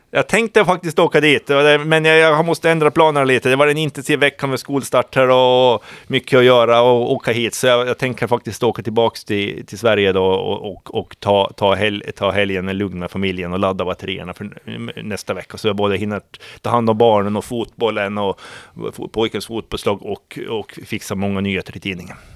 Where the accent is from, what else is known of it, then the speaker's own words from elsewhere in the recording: Åland Islands; som ålänning